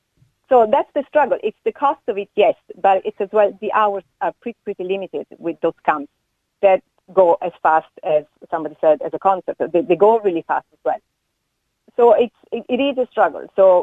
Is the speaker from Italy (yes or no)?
yes; Italy